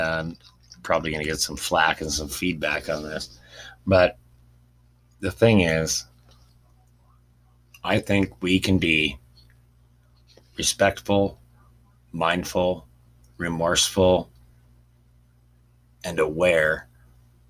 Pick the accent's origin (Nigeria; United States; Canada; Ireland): Canada; I'm a Canadian, plain and simple, and I love being a Canadian